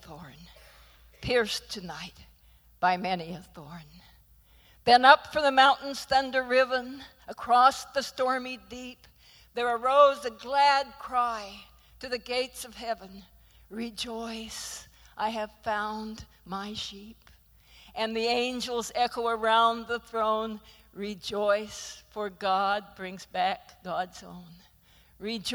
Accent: Idaho, United States; moved away; being from Idaho

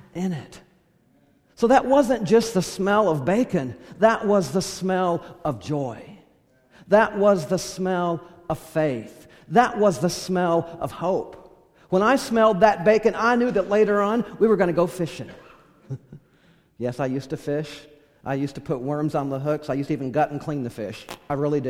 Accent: California, United States; I grew up in California

